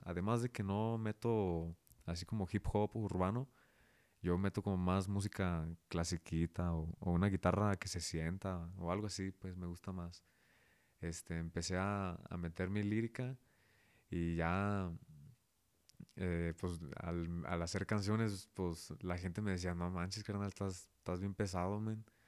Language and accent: Spanish; Zapopan, Jalisco, Mexico; also born or lived in León, Guanajuato; Nací aquí en León, Guanajuato. Soy panza verde, pero toda la vida me crié allá en Zapopan, que es a un ladito.